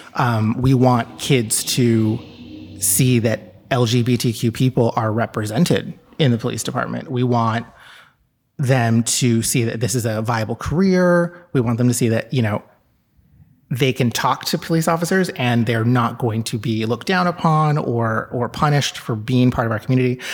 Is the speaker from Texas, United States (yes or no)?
yes; Texas, United States; moved away as an adult; now in New York City, United States; I grew up in Texas, and I moved here when I was eighteen